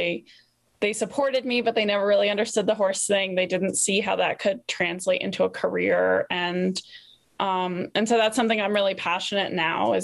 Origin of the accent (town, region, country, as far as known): East Coast, United States; born or raised there